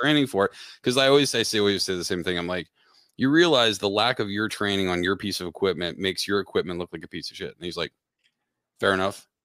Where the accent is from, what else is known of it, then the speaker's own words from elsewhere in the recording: Pennsylvania, United States; also born or lived in Connecticut; now in Dallas, United States; I grew up in Pennsylvania, uh, moved up to Connecticut